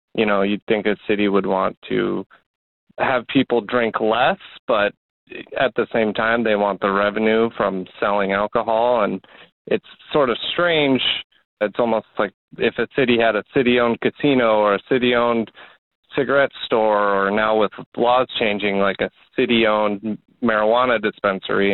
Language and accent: English; Fairmont, Minnesota, United States; also born or lived in Twin Cities, Minnesota; now in Wisconsin, United States; I grew up in Fairmont, Minnesota